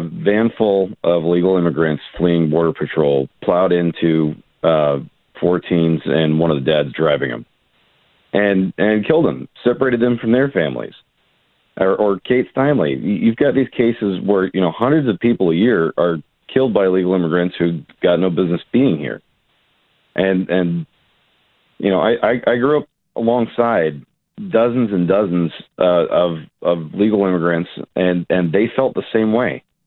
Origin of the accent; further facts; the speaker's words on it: Southern California, United States; now in Pennsylvania, United States; I actually grew up in Southern California, and, and in my hometown